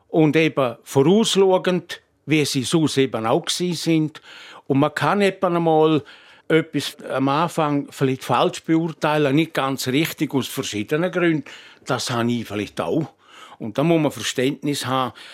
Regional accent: Switzerland; Nicht zuletzt, weil ich auch Bergler bin. Ich bin in Scherwolden aufgewachsen.

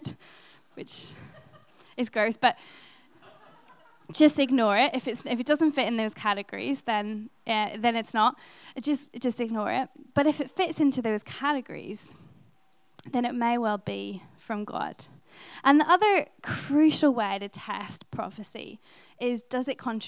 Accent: Ireland; being Irish

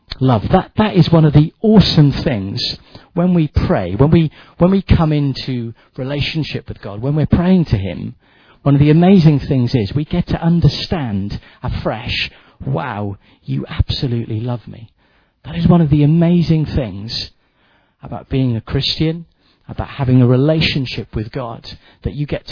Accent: Wales, United Kingdom; I'm a Welshman

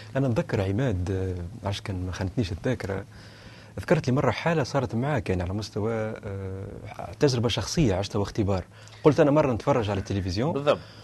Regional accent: Tunisia; احنا ككنيسه تونسيه

